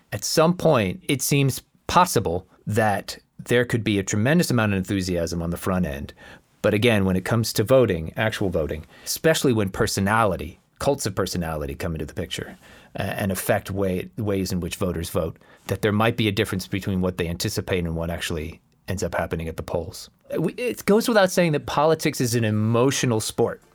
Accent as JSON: {"language": "English", "region": "Florida", "country": "United States", "tie": "born or raised there", "said": "Growing up in Florida, growing up as a Hispanic"}